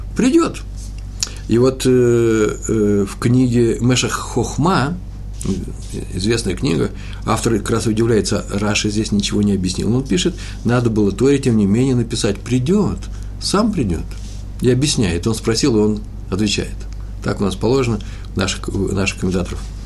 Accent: Russia; now in Jerusalem, Israel; мы из России

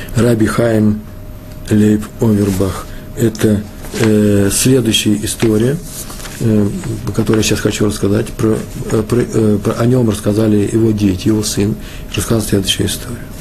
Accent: Russia; я из России.

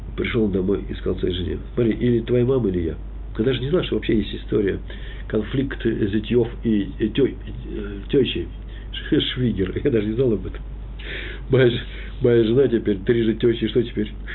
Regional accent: Moscow, Russia; Я москвич

